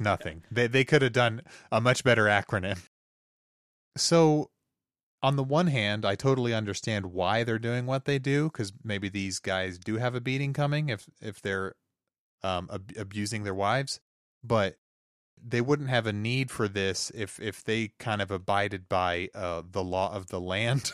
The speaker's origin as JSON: {"language": "English", "region": "the Ozarks", "country": "United States", "tie": "born or raised there", "said": "growing up in the Ozarks, uh, I, I'm going to silver dollar city all the time as a kid."}